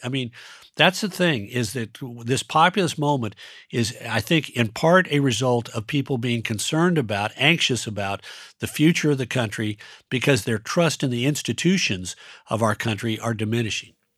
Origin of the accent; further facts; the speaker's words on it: Mountain West, United States; moved away; also born or lived in Colorado / Nevada / Utah; I grew up in the West, which means that, you know, if you grow up in the Mountain West, Colorado, Nevada, and Utah